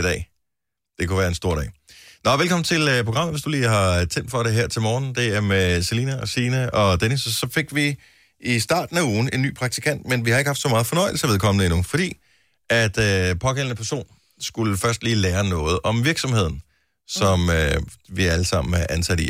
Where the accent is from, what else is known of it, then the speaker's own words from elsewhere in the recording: Funen, Southern Denmark, Denmark; jeg er opvokset på Fyn